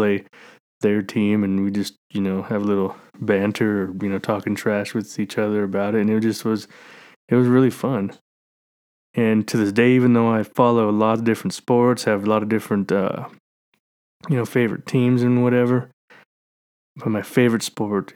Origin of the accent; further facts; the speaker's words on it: Brush, Colorado, United States; where I grew up in Brush, our field didn't have lights